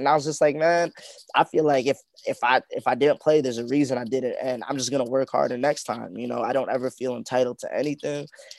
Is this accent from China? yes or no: no; Canada; born there; Yeah, I was born here, but I've been back to my home country too, though, and I've seen like where my parents grew up.